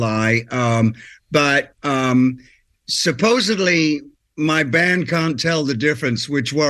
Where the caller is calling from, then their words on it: Nashville, Tennessee, United States; Yes, I am calling you from Nashville.